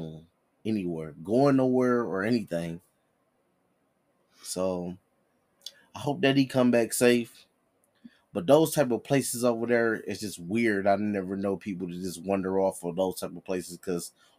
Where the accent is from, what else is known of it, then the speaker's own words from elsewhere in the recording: Detroit, Michigan, United States; I'm born and raised in Detroit.